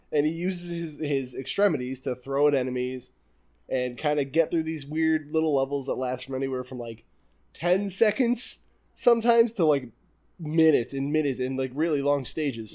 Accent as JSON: {"language": "English", "country": "United States", "said": "I'm American"}